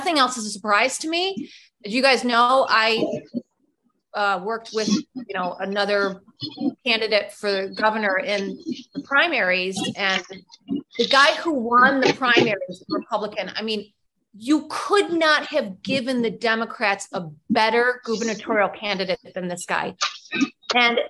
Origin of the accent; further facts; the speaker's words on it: Michigan, United States; now in Illinois, United States; That's the state I love. That's my home state